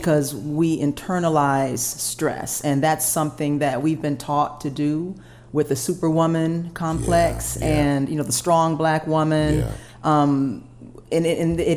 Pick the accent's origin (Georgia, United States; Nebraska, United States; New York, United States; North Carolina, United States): Georgia, United States; Atlanta; growing up in Atlanta